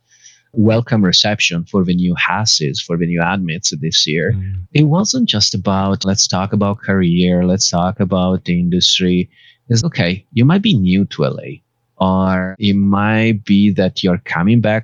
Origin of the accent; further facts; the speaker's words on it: Bergamo, Lombardy, Italy; now in Los Angeles, United States; My hometown is Bergamo